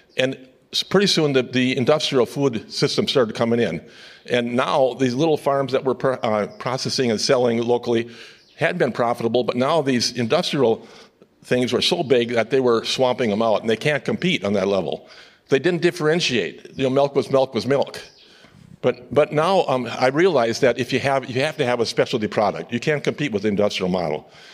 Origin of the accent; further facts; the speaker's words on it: upper Midwest, United States; I'm from the Midwest, and the upper Midwest, we claim to have some of the best soils in the world